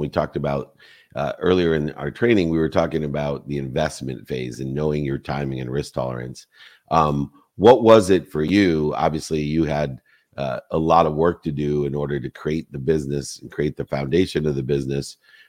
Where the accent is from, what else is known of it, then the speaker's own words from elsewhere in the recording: Cabo San Lucas, Baja California Sur, Mexico; Amanita muscaria. I'm from Cabo. I should have got that, darn it.